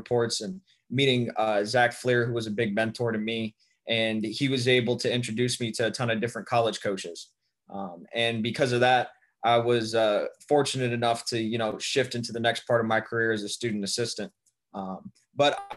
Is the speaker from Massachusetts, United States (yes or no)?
no; Youngstown, Ohio, United States; also born or lived in Columbus, Ohio; I'm originally from Youngstown, Ohio